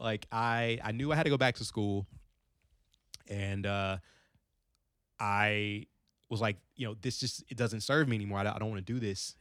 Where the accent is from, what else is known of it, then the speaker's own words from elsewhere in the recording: Frankfort, Kentucky, United States; also born or lived in Long Beach, California / Gary, Indiana; I grew up in Frankfort, Kentucky